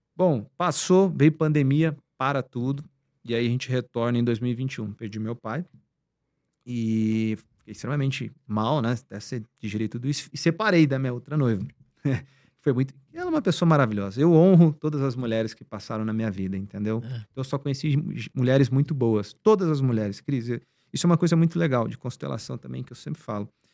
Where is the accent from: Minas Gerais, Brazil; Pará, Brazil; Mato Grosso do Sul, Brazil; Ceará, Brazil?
Mato Grosso do Sul, Brazil; Campo Grande; moved away as an adult; now in São Paulo, Brazil; da minha cidade lá, onde eu nasci, que é Campo Grande